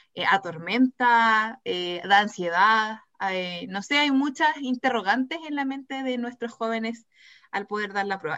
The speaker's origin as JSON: {"language": "Spanish", "town": "Temuco", "region": "Araucanía", "country": "Chile", "said": "Soy de Temuco"}